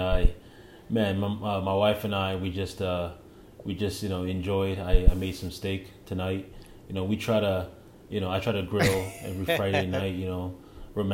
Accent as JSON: {"language": "English", "country": "Canada", "moved": "as an adult", "lives_now": "United States", "said": "I want to be a Canadian still"}